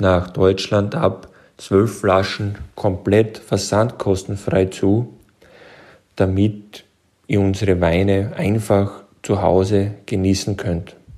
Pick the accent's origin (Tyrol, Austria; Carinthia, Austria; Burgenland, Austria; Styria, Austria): Burgenland, Austria; accent: Austrian; Wie man unschwer hören kann, bin ich aus Österreich, genauer gesagt aus dem wunderschönen Burgenland